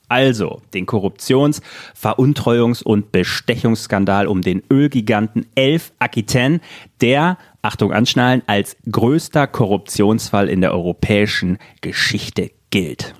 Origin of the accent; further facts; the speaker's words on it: West Germany, Germany; als Wessi